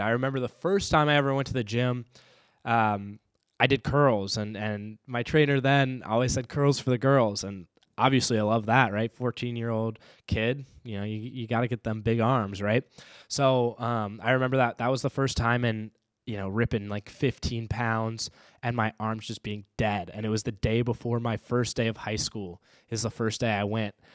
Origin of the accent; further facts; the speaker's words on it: Raleigh, North Carolina, United States; now in Saint Paul, United States; growing up in Raleigh, North Carolina